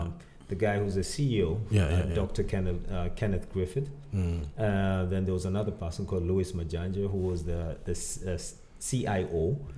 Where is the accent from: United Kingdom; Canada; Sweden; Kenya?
Kenya; moved away as an adult; also born or lived in Boston, United States; now in United States; I'm originally from Kenya